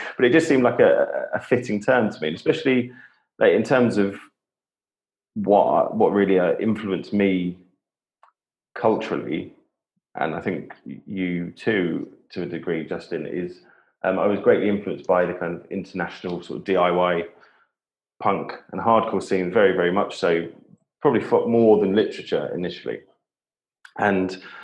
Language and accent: English; Whitstable, South East England, United Kingdom; I grew up in Kent on the um, on the Thames estuary, so in a, in a town called Whitstable